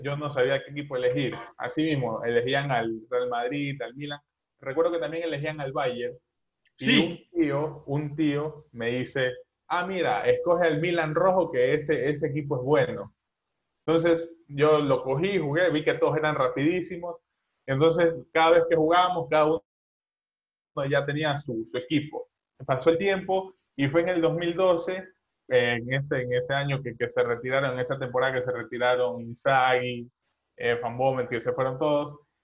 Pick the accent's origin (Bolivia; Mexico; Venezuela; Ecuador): Ecuador; Babahoyo, Los Ríos; now in Guayaquil, Ecuador; yo soy de Ecuador, eh, tengo 20 años, soy dudo que conozcan la ciudad de Ecuador, pero bueno, igual lo digo, soy de Babahoyo